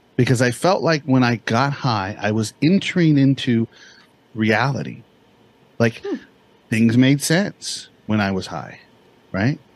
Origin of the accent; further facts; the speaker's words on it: Bakersfield, California, United States; also born or lived in Santa Barbara, California; I grew up in a place called Bakersfield, California.